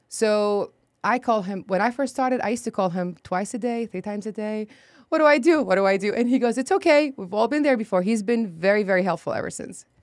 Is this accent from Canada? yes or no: no; Baghdad, Baghdad Governorate, Iraq; English is a second language; moved away as an adult; also born or lived in Jordan / Akron, Ohio / Texas; now in San Antonio, United States; I was born and raised in Iraq, Baghdad